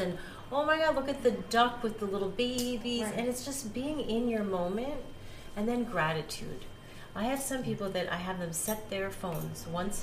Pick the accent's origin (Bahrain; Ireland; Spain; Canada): Spain; moved away; I grew up in Spain